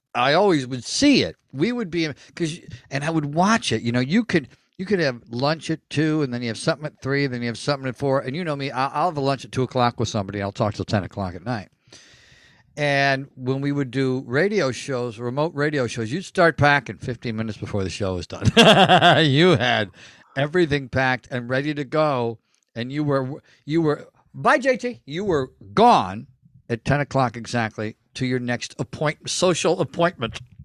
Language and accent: English; United States; we're from the United States